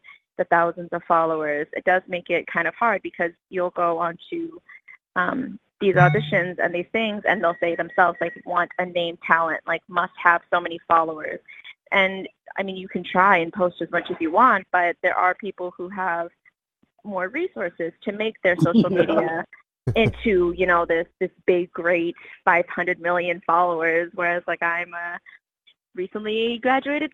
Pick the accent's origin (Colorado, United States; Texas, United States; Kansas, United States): Texas, United States; now in New York, United States; I am from Texas, but I live in New York.